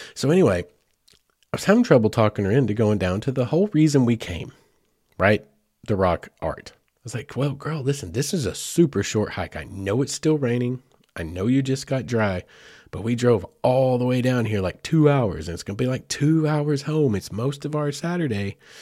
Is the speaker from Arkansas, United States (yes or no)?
yes; Arkansas, United States; I cover a lot of Arkansas things right here in my home state